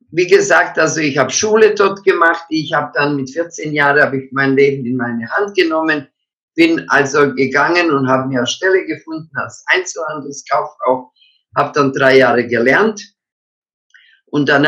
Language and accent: German; Croatia; Also, ich stamme eigentlich, meine Eltern waren Donauschwaben, wir stammen aber aus Kroatien. Meine Eltern haben dort gelebt als Deutsche und äh, wir haben natürlich, äh, ich bin ja im Krieg geboren, 1940.